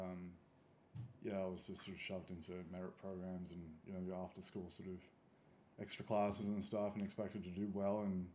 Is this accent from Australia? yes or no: yes; the country between Kapiti and Arcadia, New South Wales, Australia; I grew up out in the country, so between Kapiti and Arcadia